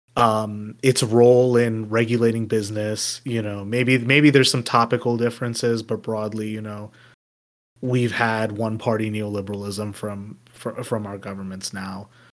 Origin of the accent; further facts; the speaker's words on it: United States; me as an American